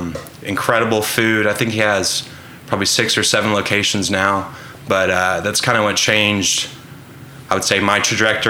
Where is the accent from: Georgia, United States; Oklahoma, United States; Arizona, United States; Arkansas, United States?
Oklahoma, United States; Edmond; also born or lived in Oxford, Mississippi; I'm from Edmond. I grew up there my whole life.